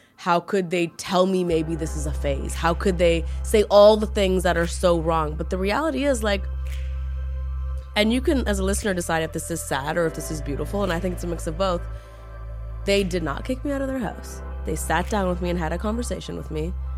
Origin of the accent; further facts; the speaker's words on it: Toronto, Ontario, Canada; I grew up in Toronto